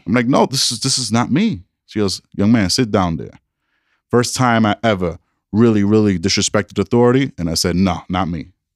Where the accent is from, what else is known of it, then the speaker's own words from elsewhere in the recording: New York, United States; now in Denver, United States; I'm a New Yorker